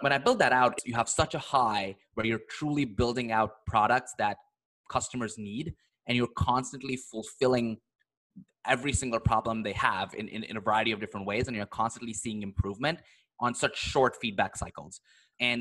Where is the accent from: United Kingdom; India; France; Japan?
India; moved away as an adult; also born or lived in Philadelphia, United States / San Francisco, United States; now in United States; grew up in India in this middle-class family. Nobody in my family had ever left the country.